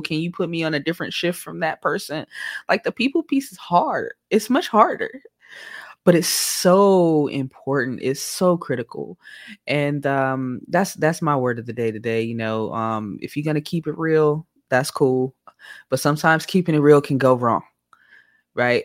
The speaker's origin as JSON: {"language": "English", "town": "Oakland", "region": "California", "country": "United States", "moved": "yes"}